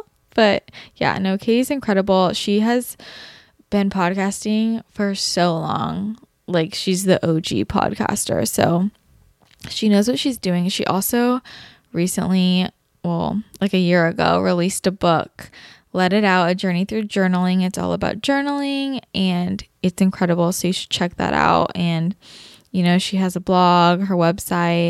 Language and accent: English; Bay Area, California, United States; now in Los Angeles, United States; I'm from the Bay Area. And then now I'm in LA.